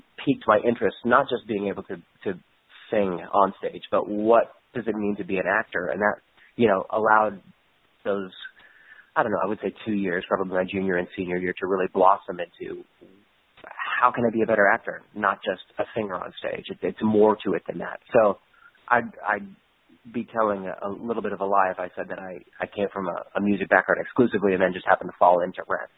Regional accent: Albuquerque, New Mexico, United States; when I was growing up in Albuquerque, New Mexico

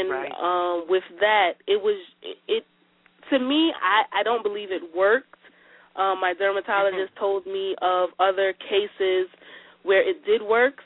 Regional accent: New York City, New York, United States; I'm from Brooklyn

